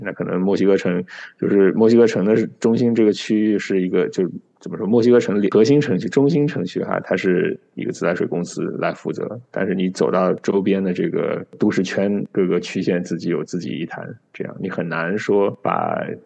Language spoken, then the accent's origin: Chinese; Jiangnan, China; moved away; 我出生在这个江南地区，白墙、青瓦